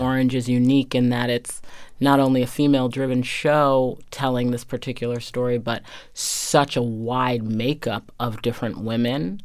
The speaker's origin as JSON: {"language": "English", "town": "Medfield", "region": "Massachusetts", "country": "United States", "tie": "born or raised there", "said": "I grew up in a very traditional, um, New England town"}